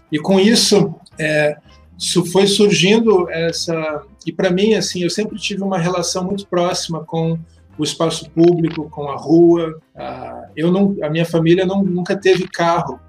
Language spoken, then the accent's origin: Portuguese; Curitiba, Paraná, Brazil; nasci aqui em Curitiba